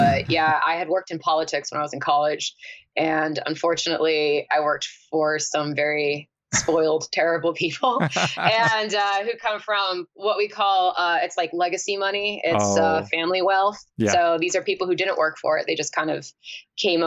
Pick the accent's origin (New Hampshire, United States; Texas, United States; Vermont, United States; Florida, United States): New Hampshire, United States; northern; born or raised there; also born or lived in New Jersey